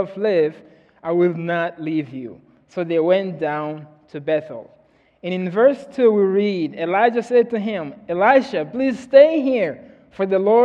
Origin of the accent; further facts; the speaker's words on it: Mozambique; moved away; I'm from Mozambique, Africa.